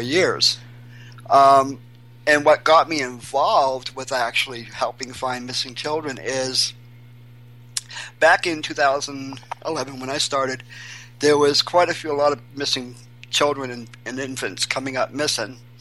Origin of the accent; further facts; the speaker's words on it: Portland, Maine, United States; now in New Hampshire, United States; I'm um, originally from Portland, Maine. But I can say I moved to New Hampshire 20 years ago